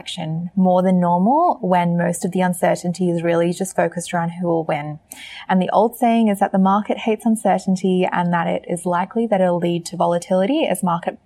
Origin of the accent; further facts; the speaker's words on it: Australia; the Aussie on this podcast